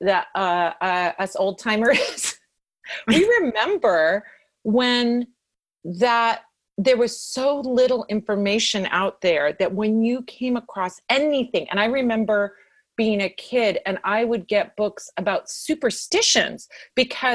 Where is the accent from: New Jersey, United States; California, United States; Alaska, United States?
California, United States; Santa Monica; I grew up in Santa Monica and still am in Santa Monica